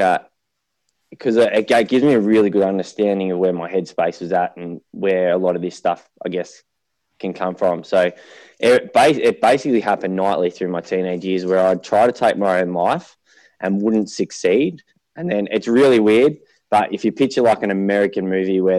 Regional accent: Melbourne, Victoria, Australia; also born or lived in Murrumbeena; eastern suburbs of Melbourne. I started in Murrumbina, so I was there till about 5

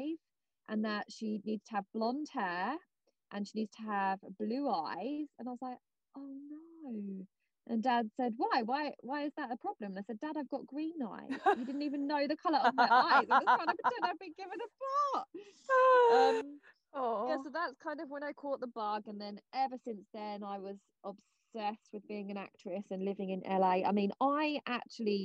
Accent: Basildon, East of England, United Kingdom; moved away as an adult; also born or lived in Southend-on-Sea, Essex; now in Los Angeles, United States; I was born in Basildon, lived there till I was about 11. Then we moved to Southend

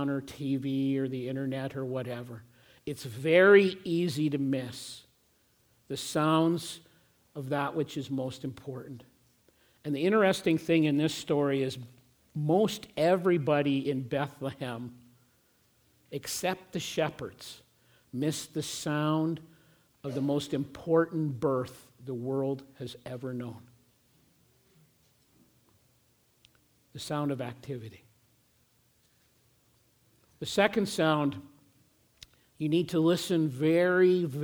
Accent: Regina, Saskatchewan, Canada; moved away; people that I grew up through high school with who went to the same youth group in the church that we were part of in Regina

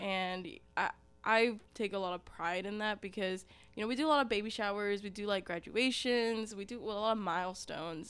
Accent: Ringgold, Georgia, United States; also born or lived in Dalton, Georgia; I actually didn't grow up in Dalton, I grew up in Ringgold, so very, very close by.

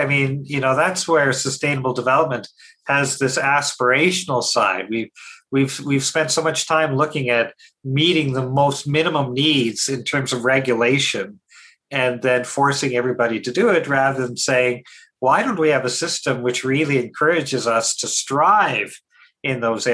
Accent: Saskatchewan, Canada; growing up in Saskatchewan

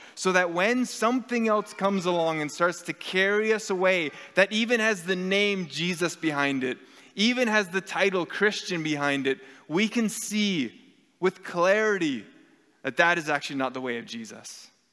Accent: Canada; our Canadian society is steeped in secularism

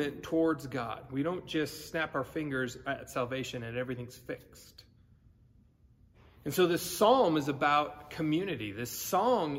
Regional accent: California, United States; moved away; I grew up in California

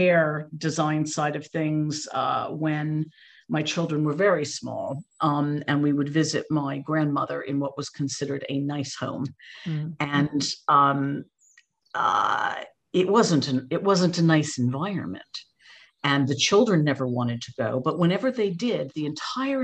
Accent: United States; accent: American; moved away as an adult; now in United Kingdom; You can probably hear from my voice, I'm American originally, but I have no excuse for still having the accent as I've been here 32 years

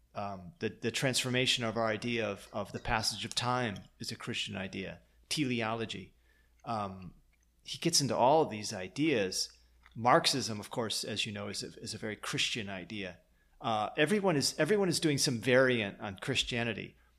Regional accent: Lansing, Michigan, United States; moved away; also born or lived in Green Bay, Wisconsin / outskirts of Chicago; I was born in Green Bay, and I left there when I was three, and then I lived in Michigan

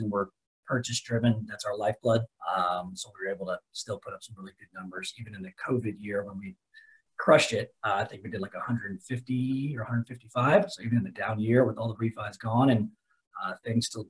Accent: Dallas, Texas, United States; also born or lived in Lubbock, Texas; born and raised in Dallas

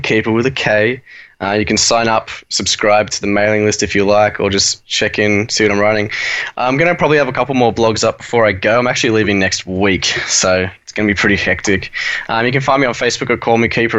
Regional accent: Australia; from Australia

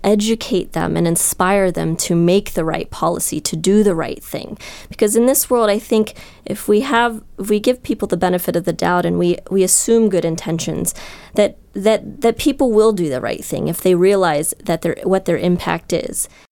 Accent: Columbus, Ohio, United States; moved away; I'm from Columbus, Ohio, where Jack Hanna is actually was a role model of mine growing up

